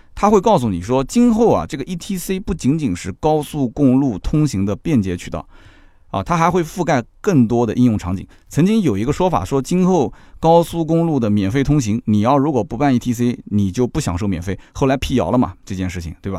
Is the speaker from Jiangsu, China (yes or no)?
yes; Jiangsu, China; 我是江苏的，我办什么鲁通卡，虽然说全国通行，对吧？我们江苏有苏通卡